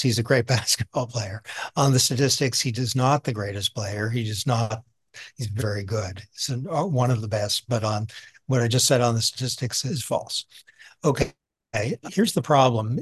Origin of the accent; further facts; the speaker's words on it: outside of Boston, Massachusetts, United States; moved away; also born or lived in New York; I'm a suburban kid. I was raised outside of Boston